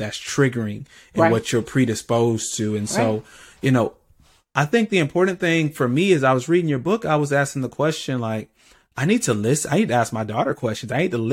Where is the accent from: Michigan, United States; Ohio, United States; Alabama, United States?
Alabama, United States; Birmingham; I grew up in the city. I grew up in Birmingham